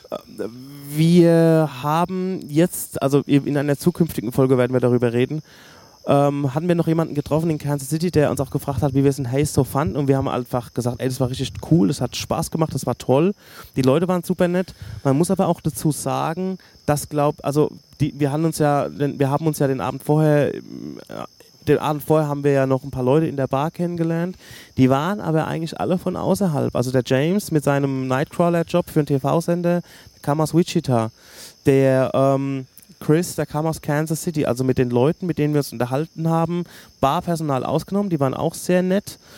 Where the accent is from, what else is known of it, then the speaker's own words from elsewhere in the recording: Gudensberg, Hesse, Germany; Ich komme aus Gudensberg